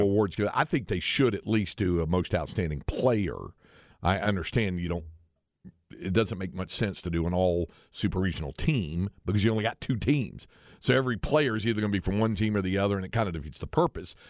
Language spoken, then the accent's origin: English; North Carolina, United States; moved away; my home state, North Carolina